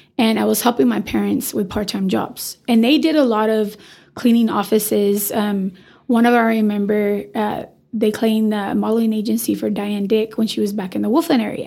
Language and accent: English; Amarillo, Texas, United States; born or raised there